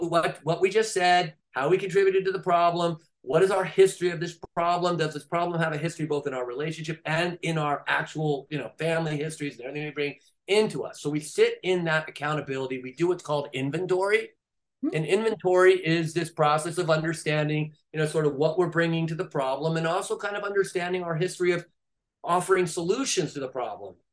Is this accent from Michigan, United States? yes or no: no; California, United States; I'm from California, they're right down the road from you